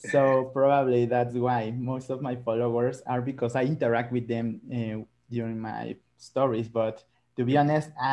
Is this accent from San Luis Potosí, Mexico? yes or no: no; Mexico City, Mexico; English is a second language; I was born here in Mexico City. I'm 26 years old. I have one younger sister, and I still live with my parents